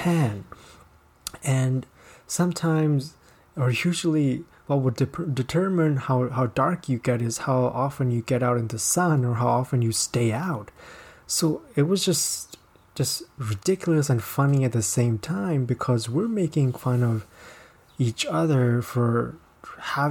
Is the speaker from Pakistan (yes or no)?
yes; Pakistan; I am from Pakistan.